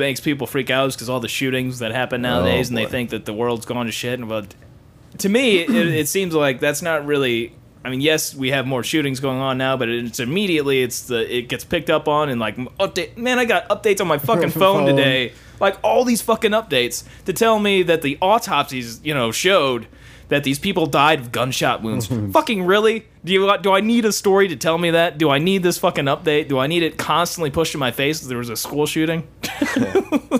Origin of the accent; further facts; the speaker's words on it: United States; We are American and white